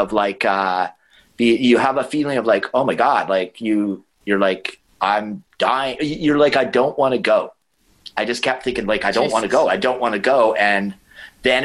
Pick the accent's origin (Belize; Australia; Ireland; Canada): Canada; Vancouver Island, British Columbia; But I grew up on Vancouver Island